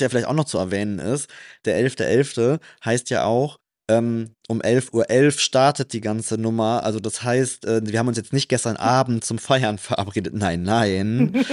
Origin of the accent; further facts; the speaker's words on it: Trier, Rhineland-Palatinate, Germany; now in Cologne, Germany; ich komme ja aus Rheinland-Pfalz. Da sagt man auch Hellau